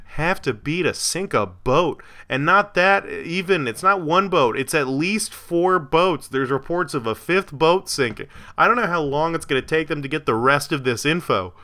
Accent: Florida, United States; My hometown, Florida

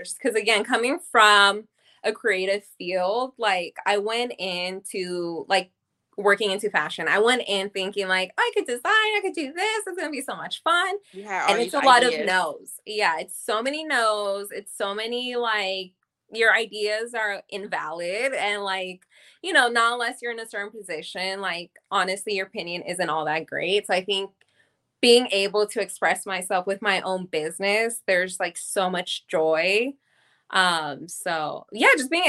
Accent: Bay Area, California, United States; moved away as an adult; now in Los Angeles, United States; I'm originally from the Bay Area, but I've been in LA for a little over 10 years now

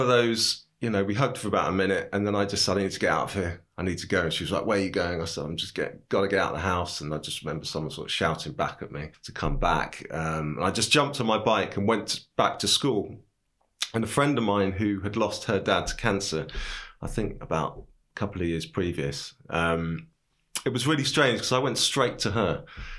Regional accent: Cambridge, East of England, United Kingdom; also born or lived in London; now in Bristol, United Kingdom; I'm from Cambridge.

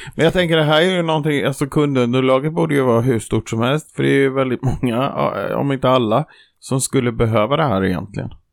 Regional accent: Jönköping, Jönköping County, Sweden; Jag kommer från bibelbältet i Jönköping

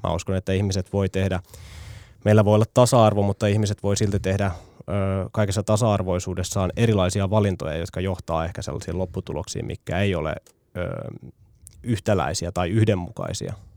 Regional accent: Tampere, Pirkanmaa, Finland; Tampereella kotikaupungissani

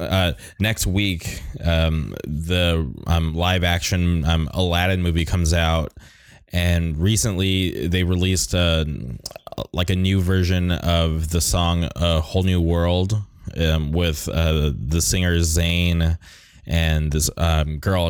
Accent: Palm Springs, California, United States; now in Orange County, United States; I grew up in the Palm Springs area, so um, I eventually made the move to Orange County

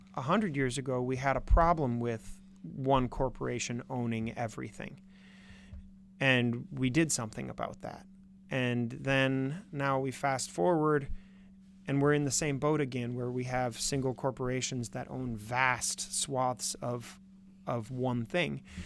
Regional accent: Minnesota, United States; now in Wisconsin, United States; I'm from Minnesota

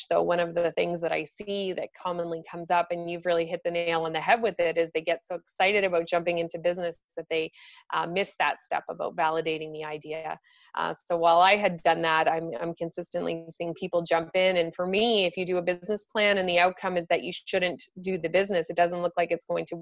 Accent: east coast of Canada, Atlantic Canada, Canada; now in Toronto, Canada; I'm originally born on the east coast of Canada

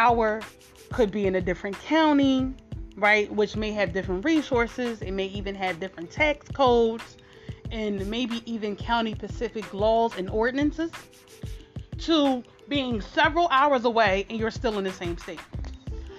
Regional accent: Philadelphia, Pennsylvania, United States; I'm from Philadelphia, Pennsylvania.

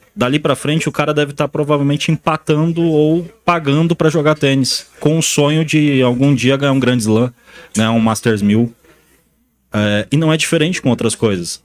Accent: interior of Paraná, Brazil; moved away; eu vim do Paraná, do interior do Paraná, tirei leite durante muitos anos

